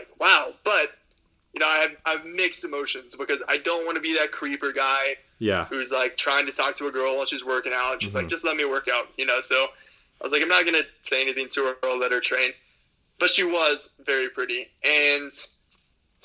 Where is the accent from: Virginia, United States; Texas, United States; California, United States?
Texas, United States; I'm from Texas.